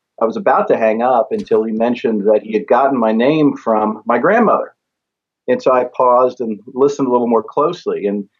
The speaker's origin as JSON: {"language": "English", "town": "Parkersburg", "region": "West Virginia", "country": "United States", "tie": "born or raised there", "said": "So this is kind of what I viewed as my hometown. Because my dad was in the military. We moved around a lot, but we always went back to Parkersburg."}